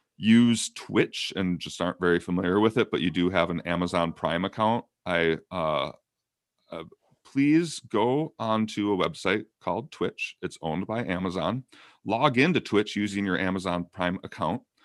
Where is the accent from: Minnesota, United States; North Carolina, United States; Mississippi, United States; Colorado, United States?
Minnesota, United States; I'm from Minnesota.